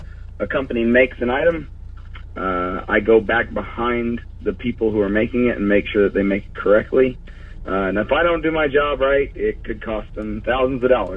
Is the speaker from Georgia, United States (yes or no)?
yes; Douglasville, Georgia, United States; Douglasville, Georgia, my hometown.